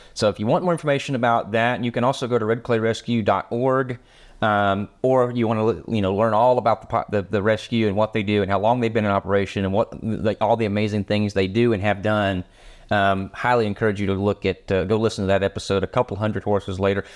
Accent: United States; for us Americans

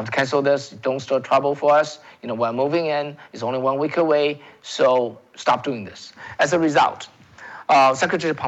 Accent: China; English is a second language; now in United States; I came from China, folks. I came from China

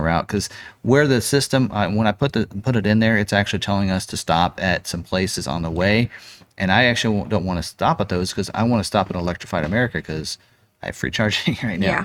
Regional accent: Lawrence, Kansas, United States; moved away; I'm originally from Lawrence, so know the area.

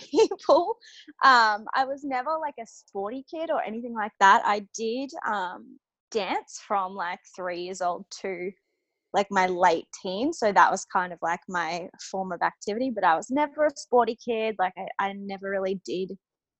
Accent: Humevale, Victoria, Australia; moved away as an adult; now in Brisbane, Australia; I'm from Melbourne actually originally. So my family is still there in Melbourne, in the outskirts of Melbourne, in a town called Hume Vale

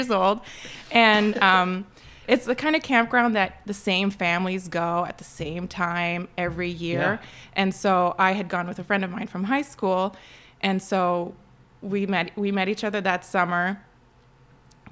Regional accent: Rosemère, Quebec, Canada; moved away as an adult; also born or lived in Albany, New York; now in United States; I'm originally from Rosemere, Quebec, which is 30 minutes north of Montreal

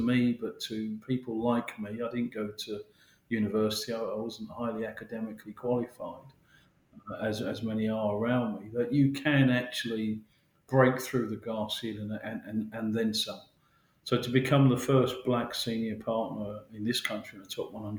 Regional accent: Mitcham, London, United Kingdom; I live in London and I'm you know, born and bred South London. I'm very proud of that. I'm from Mitcham

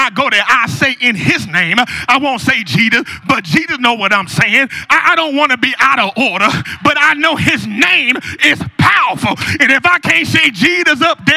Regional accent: Newport News, Virginia, United States; I'm from Newport News

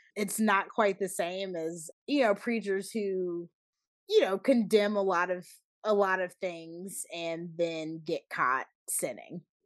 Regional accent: Charlotte, North Carolina, United States; there were a few things in my hometown. I remember a church it wasn't the biggest church in my town, but like a pretty big black church um in Charlotte

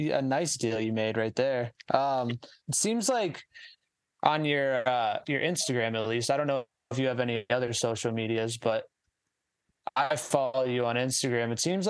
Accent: Michigan, United States; moved away; originally we're from Michigan.

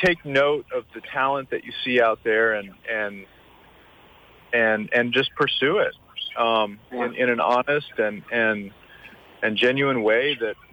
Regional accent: New York City, New York, United States; now in St. Croix, US Virgin Islands; I grew up in Brooklyn, and I grew up with a family who I watched run a business

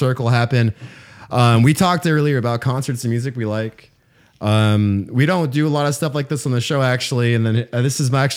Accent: Las Vegas, Nevada, United States; my hometown, Las Vegas

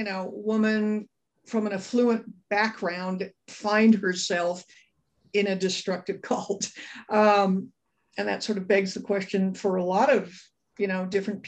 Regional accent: Los Angeles, California, United States; I grew up in Brentwood, California

